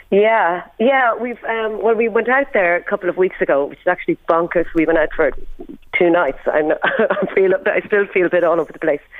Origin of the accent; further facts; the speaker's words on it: Dundalk, County Louth, Ireland; Well, growing up, uh, growing up, well, I used to do like